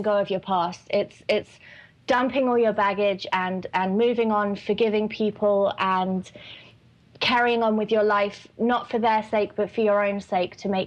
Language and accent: English; England, United Kingdom; accent: English; moved away as an adult; also born or lived in New York / California; now in Phoenix, United States; I obviously, as well, being English